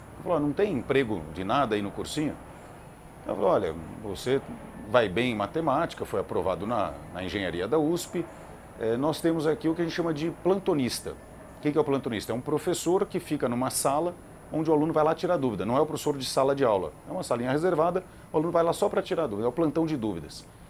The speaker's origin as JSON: {"language": "Portuguese", "region": "São Paulo", "country": "Brazil", "also_born_or_lived": "Campinas", "said": "Eu sou de São Paulo, né? Minha família morava lá"}